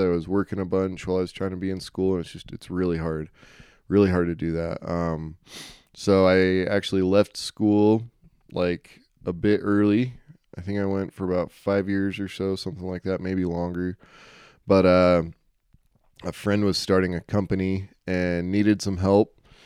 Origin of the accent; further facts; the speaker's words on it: Utah, United States; I'm from Utah